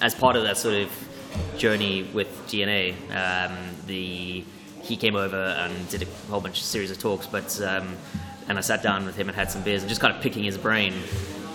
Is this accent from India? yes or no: no; Cape Town, Western Cape, South Africa; now in London, United Kingdom; a brewery from my hometown, Devil's Peak Brewing Company